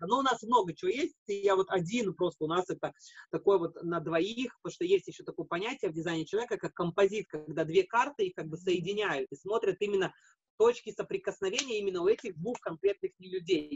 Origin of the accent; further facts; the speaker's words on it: Latvia; now in Japan; я из Латвии